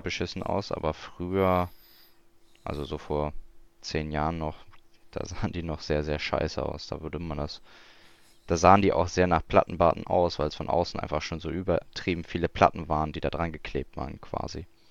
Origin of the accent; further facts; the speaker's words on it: Hamburg, Germany; als Hamburger